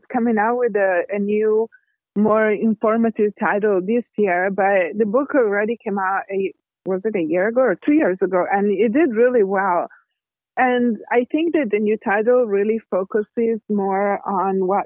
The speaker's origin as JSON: {"language": "English", "country": "Italy", "tie": "born or raised there", "said": "I'm Italian. I was born and raised in Italy."}